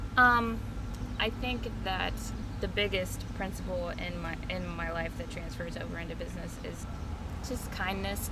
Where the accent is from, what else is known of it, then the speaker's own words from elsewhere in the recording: Grady, Alabama, United States; also born or lived in Minnesota; now in Auburn, United States; I grew up mostly in Montgomery, um, Montgomery County, like the rural areas. mm-hmm. Um, I'm from a little community called Grady.